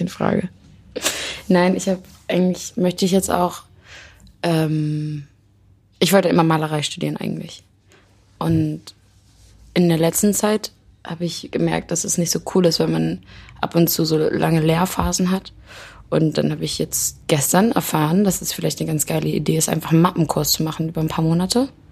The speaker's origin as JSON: {"language": "German", "country": "Germany", "tie": "born or raised there", "said": "ich bin ja auf dem Land zum Beispiel groß geworden"}